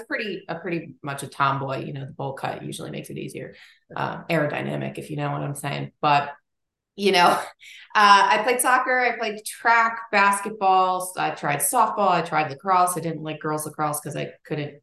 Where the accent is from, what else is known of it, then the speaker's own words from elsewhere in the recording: Linthicum, Maryland, United States; I grew up in like just south of Baltimore, Maryland, in Linthicum